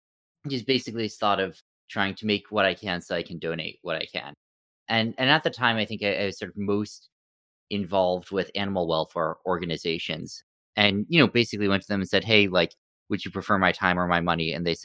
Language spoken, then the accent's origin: English; Stanford, California, United States; So I grew up in Stanford, California, went to MIT after